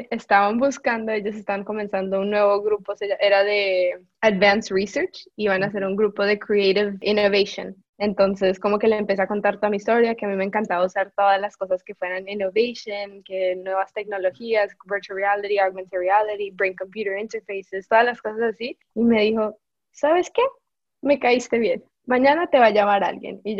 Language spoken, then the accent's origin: Spanish; Colombia; moved away